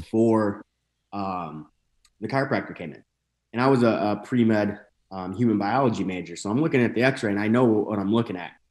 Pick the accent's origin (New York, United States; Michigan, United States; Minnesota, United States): Michigan, United States; northern; moved away as an adult; also born or lived in Saint Louis area, Missouri; now in St. Louis, United States; I'm from a pretty small town in northern Michigan